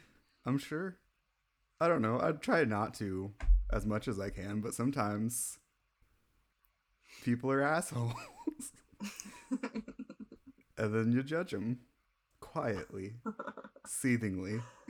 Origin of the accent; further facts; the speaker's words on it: Midwest, United States; I'm from the Midwest and that's how we do it.